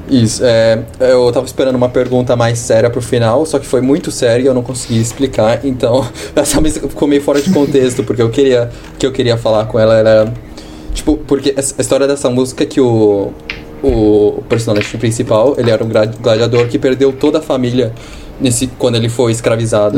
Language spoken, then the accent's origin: Portuguese; São Paulo, Brazil; also born or lived in Australia; now in Toronto, Canada; eu sou de São Paulo